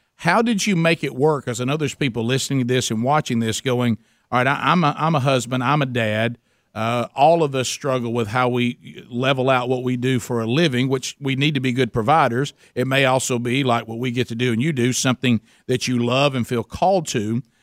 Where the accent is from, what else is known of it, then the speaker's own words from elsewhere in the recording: Calhoun County, Alabama, United States; I come from Calhoun County, Alabama